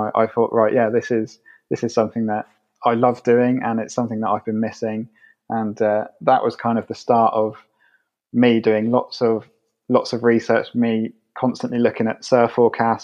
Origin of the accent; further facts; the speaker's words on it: Somerset, South West England, United Kingdom; moved away as an adult; now in London, United Kingdom; I'm from Somerset, and at the moment I'm living in London